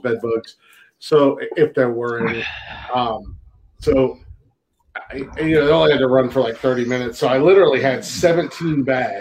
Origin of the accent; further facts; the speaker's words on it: United States; I'm American